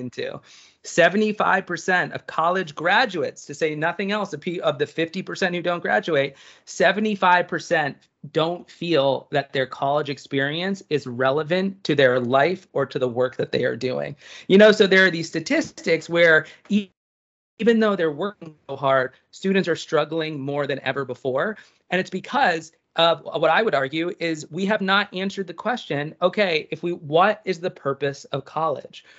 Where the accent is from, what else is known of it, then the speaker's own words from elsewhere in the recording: East Coast, United States; I'm from the East Coast